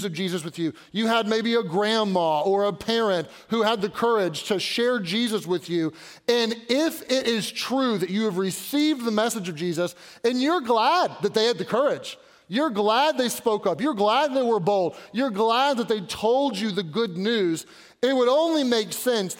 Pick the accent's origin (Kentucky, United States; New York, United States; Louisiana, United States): Kentucky, United States; Louisville; now in Pittsburgh, United States; I was born and raised in Louisville